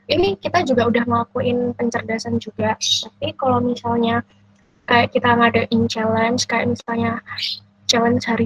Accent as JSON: {"language": "Indonesian", "town": "Surabaya", "region": "East Java", "country": "Indonesia", "said": "Saya berasal dari Surabaya."}